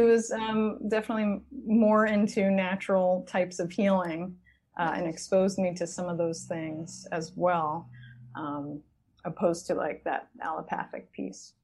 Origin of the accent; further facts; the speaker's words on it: Long Island, New York, United States; I grew up on Long Island.